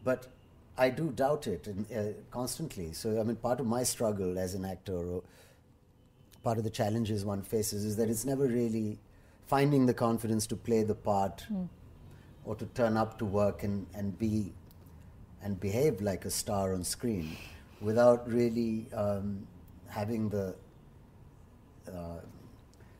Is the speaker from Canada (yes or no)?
no; India; me as an Indian